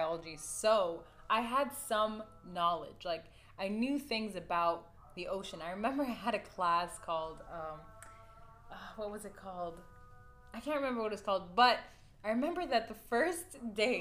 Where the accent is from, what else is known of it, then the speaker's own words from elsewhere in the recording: United States; now in Kuwait; we're half American and we grew up in the States